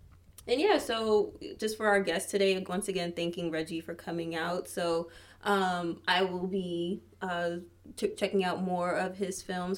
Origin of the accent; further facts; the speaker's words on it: Florida, United States; I'm also from Florida